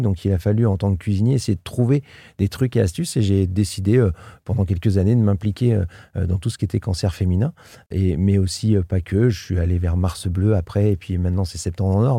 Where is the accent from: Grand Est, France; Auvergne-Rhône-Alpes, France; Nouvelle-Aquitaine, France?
Nouvelle-Aquitaine, France; Limoges; moved away as an adult; also born or lived in England / Paris; now in Albi area, France; Je suis né à Limoges dans le 87, hein, dans le Limousin